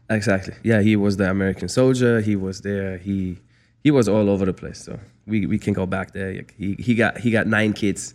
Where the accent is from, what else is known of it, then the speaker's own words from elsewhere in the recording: Frankfurt, Hesse, Germany; moved away as an adult; also born or lived in Mississippi, United States / Calabasas, United States; now in Los Angeles, United States; I'm a city boy growing up in Germany, Frankfurt